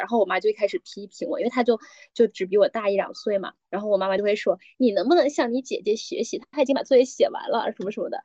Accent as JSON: {"language": "Chinese", "region": "Guangdong", "country": "China", "moved": "yes", "said": "因为我是潮汕人，然后我们家会就比较多的习俗，就是像什么中秋国庆什么的，就是总是要拜神，有信仰"}